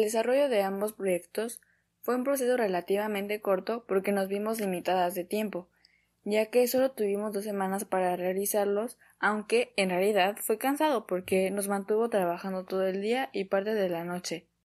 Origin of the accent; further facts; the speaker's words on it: Mexico City, Mexico; soy de la Ciudad de México